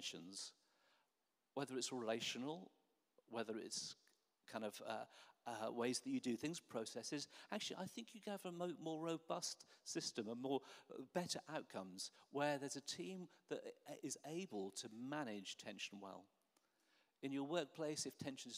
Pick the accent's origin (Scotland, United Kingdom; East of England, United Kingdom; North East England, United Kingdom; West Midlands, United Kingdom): East of England, United Kingdom; Norwich; I grew up in Norwich, so I used to go and watch Norwich City play football